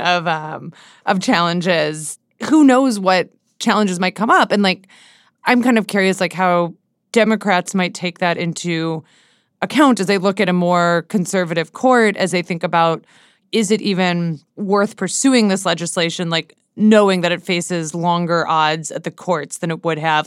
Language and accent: English; Seattle, Washington, United States; moved away as an adult; now in Washington, D.C., United States; my, like, friends where I grew up in Seattle